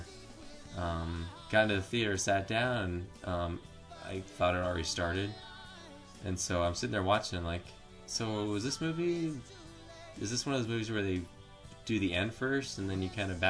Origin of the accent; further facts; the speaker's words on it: Florida, United States; I'm from Florida